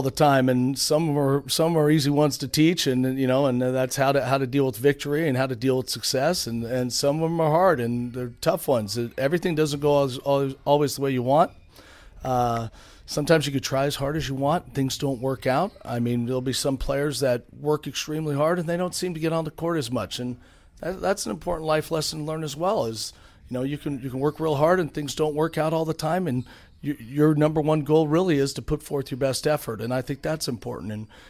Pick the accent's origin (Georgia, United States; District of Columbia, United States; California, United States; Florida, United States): California, United States; San Francisco; I mean, I grew up in San Francisco